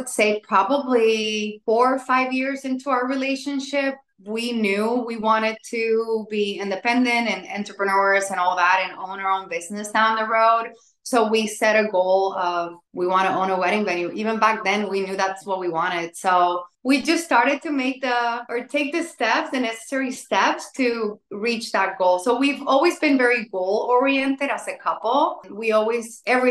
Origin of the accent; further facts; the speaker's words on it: San Juan, Puerto Rico; now in Central Florida, United States; I was born and raised in San Juan, Puerto Rico.